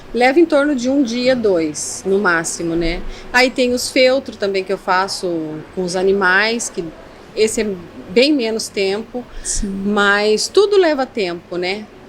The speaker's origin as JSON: {"language": "Portuguese", "town": "Foz do Iguaçu", "region": "Paraná", "country": "Brazil", "tie": "born or raised there", "said": "também sou natural de Foz do Iguaçu"}